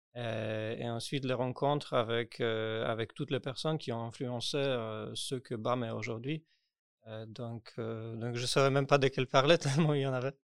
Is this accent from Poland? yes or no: yes; Poland; French is a second language; moved away as an adult; now in Paris, France; je déménageais en France parce que, parce que je suis polonais. J'ai déménagé en France